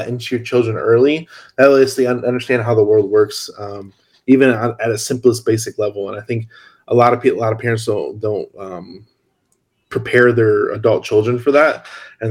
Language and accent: English; Hammond, Indiana, United States; moved away as an adult; now in California, United States; I grew up in Hammond